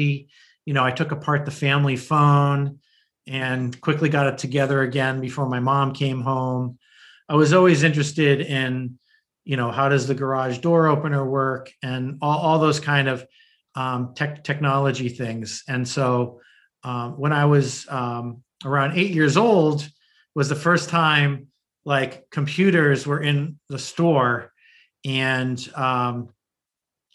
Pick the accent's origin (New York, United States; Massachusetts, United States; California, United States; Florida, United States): Massachusetts, United States; north of Boston; also born or lived in New Haven, Connecticut; I really grew up north of Boston and in the suburbs.